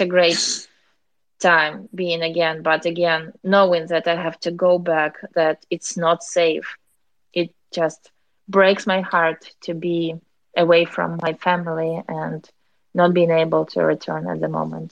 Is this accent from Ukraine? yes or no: yes; Ukraine; moved away as an adult; now in Warsaw, Poland; my hometown